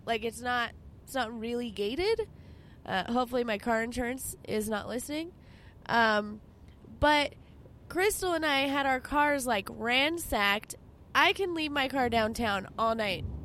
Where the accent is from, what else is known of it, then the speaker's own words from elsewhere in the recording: Albuquerque, New Mexico, United States; I grew up in the Heights. Like in high school, I lived in the Heights.